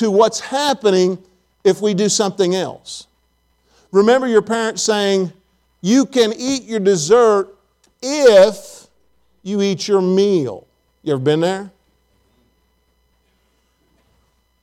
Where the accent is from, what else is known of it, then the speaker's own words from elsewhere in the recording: Farmersburg, Indiana, United States; also born or lived in Abilene, Texas; now in Tennessee, United States; I'm from the rural area of Farmersburg, Indiana